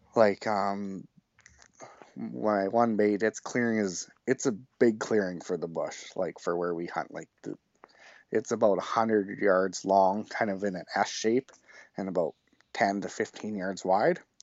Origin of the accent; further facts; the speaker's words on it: Rosetown, Saskatchewan, Canada; now in Humboldt, Canada; I grew up in Rosetown, Saskatchewan, which is an hour southwest of Saskatoon